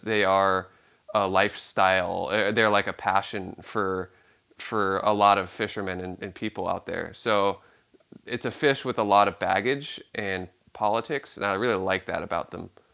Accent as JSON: {"language": "English", "town": "Santa Cruz", "region": "California", "country": "United States", "tie": "born or raised there", "said": "growing up in Santa Cruz, California"}